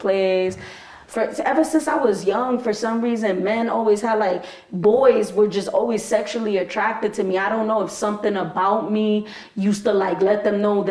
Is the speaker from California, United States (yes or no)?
no; New York City, New York, United States; also born or lived in Bronx; I was born in the Heights